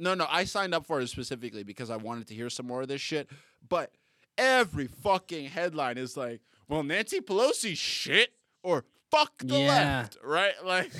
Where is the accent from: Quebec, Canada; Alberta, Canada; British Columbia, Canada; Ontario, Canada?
Ontario, Canada; Toronto; also born or lived in Boston / Abu Dhabi; I'm from Toronto and Boston. And then Abu Dhabi, which isn't anything.